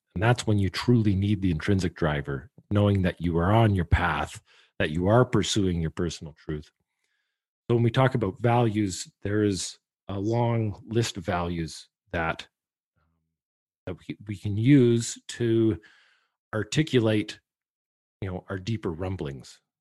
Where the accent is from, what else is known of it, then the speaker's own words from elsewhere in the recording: Canada; I'm a Canadian.